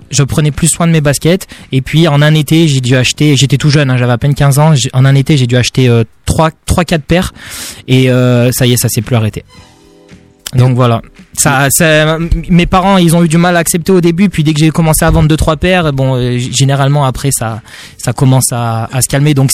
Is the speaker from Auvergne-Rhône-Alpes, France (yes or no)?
yes; Grenoble, Auvergne-Rhône-Alpes, France; now in Strasbourg, France; du coup, j'ai 22 ans et je, suis strasbourgeois depuis euh, depuis deux semaines et euh, je viens tout droit de Grenoble